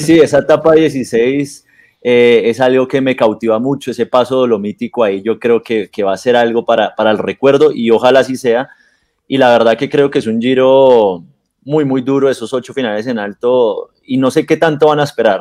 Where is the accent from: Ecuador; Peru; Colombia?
Colombia